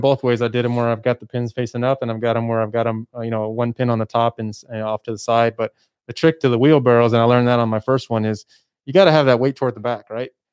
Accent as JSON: {"language": "English", "town": "El Paso", "region": "Texas", "country": "United States", "moved": "as an adult", "said": "I'm from El Paso. I moved away to go to school and, and, and do all that kind of stuff. I worked out of town, but I came back"}